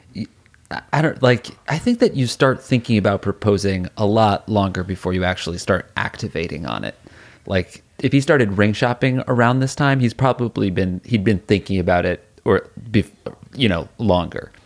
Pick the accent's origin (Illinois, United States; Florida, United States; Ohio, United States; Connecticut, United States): Connecticut, United States; New Haven; moved away; also born or lived in New York City; where we grew up in New Haven